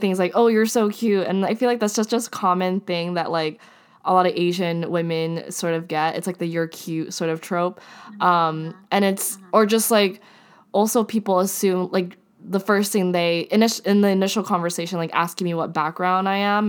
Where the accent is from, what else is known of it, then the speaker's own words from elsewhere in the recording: Japan; I'm from Japan